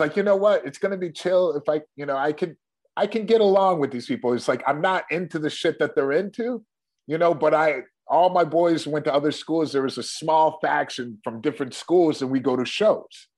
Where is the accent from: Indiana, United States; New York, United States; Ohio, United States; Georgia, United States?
Ohio, United States; Shaker Heights; also born or lived in Cleveland; I was born in Cleveland and my parents moved to the suburbs of Cleveland an area uh-huh. called Shaker Heights